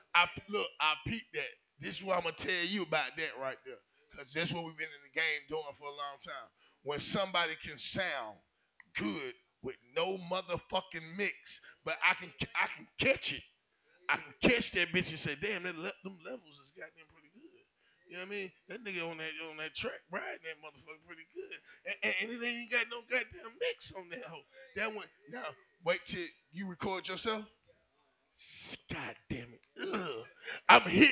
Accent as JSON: {"language": "English", "town": "Atlanta", "region": "Georgia", "country": "United States", "said": "I'm from Campbellton Road. I'm from the SWAT."}